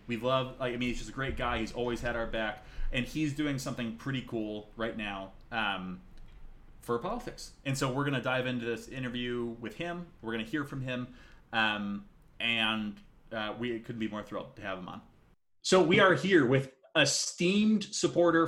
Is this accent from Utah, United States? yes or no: no; Vermont, United States; I'm from Vermont.